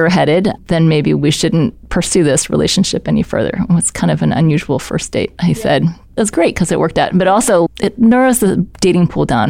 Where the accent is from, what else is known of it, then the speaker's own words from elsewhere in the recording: St. Louis, Missouri, United States; Well, I grew up in St. Louis and I went to Parkway South because people always want to know that when we grew up in St. Louis.